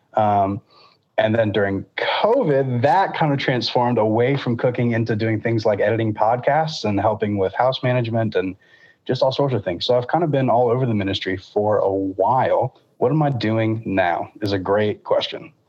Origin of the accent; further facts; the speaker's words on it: Lakeland, Florida, United States; I grew up in Lakeland at First United Methodist Church there